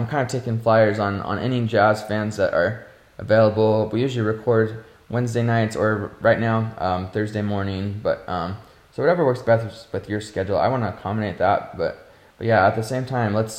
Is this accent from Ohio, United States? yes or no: yes; North Canton, Ohio, United States; now in Utah, United States; I am from Ohio, from North Canton area